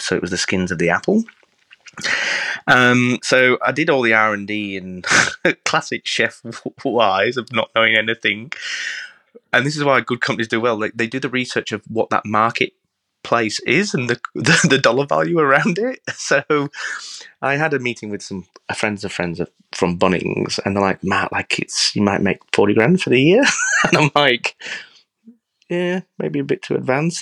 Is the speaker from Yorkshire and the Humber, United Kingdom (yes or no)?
yes; Yorkshire and the Humber, United Kingdom; now in Australia